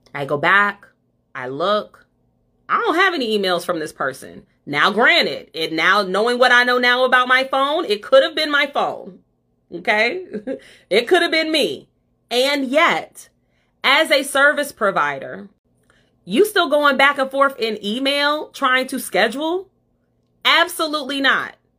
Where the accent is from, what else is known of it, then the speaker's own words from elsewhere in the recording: Ohio, United States; moved away; I'm from Ohio